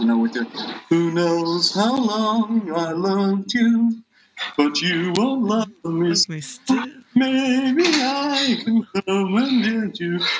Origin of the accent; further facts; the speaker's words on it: Ireland; also born or lived in Madrid; I am Irish.